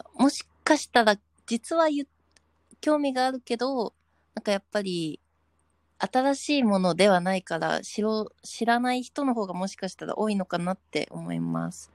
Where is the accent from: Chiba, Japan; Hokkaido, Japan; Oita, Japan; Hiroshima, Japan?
Hokkaido, Japan; 私、北海道出身